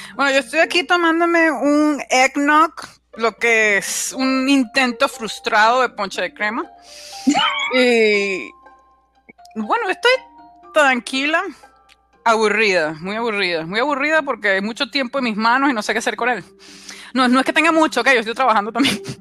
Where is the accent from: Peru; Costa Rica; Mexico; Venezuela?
Venezuela; La Guaira; moved away as an adult; also born or lived in Maracaibo, Venezuela; now in United States; yo soy de La Guaira